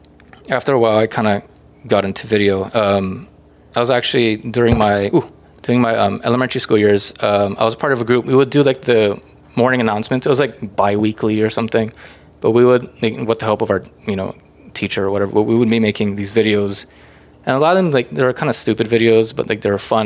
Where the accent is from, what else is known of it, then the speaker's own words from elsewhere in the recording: Hawaii, United States; moved away; growing up in Hawaii, I kind of grew up always wanting to be creative